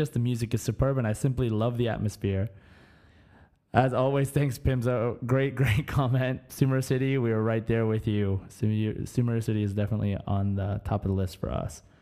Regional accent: Germany; born there; I want to go to Mondstadt because I was born in Germany.

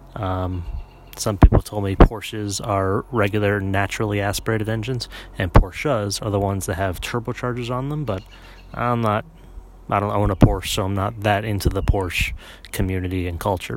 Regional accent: Connecticut, United States; I grew up in Connecticut.

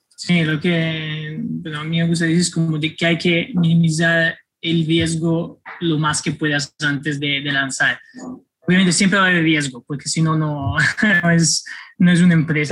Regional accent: Florence, Tuscany, Italy; Spanish is a second language; moved away as an adult; also born or lived in Milan / Spain / Netherlands / Mexico; now in New York, United States; yo crecí en, en Florencia hasta los 18

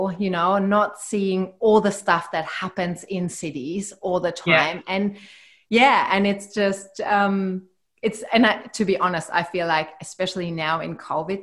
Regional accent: near Heidelberg, Baden-Württemberg, Germany; now in Australia; I grew up right next to Heidelberg

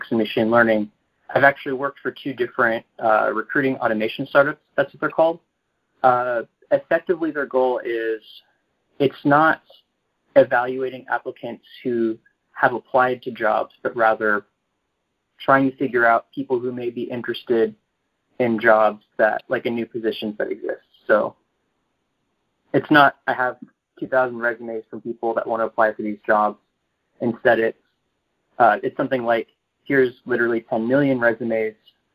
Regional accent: Texas, United States; moved away as an adult; also born or lived in New York; now in San Francisco, United States; I grew up in Texas

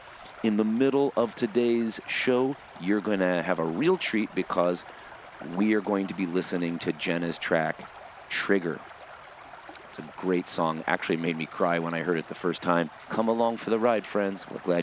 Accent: California, United States; growing up in Southern California during the high school years, with our trying to get our band to get noticed or something, in the 90s

